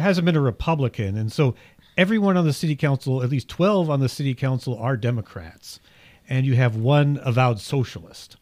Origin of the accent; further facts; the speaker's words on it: south of Richmond, Virginia, United States; moved away; It's about forty-five, fifty miles east of where I grew up in the Commonwealth.